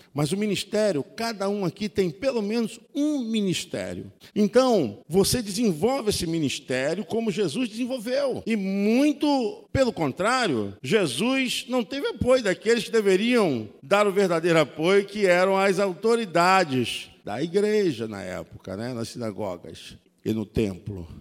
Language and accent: Portuguese; Nilópolis, Rio de Janeiro, Brazil; minha terra é lá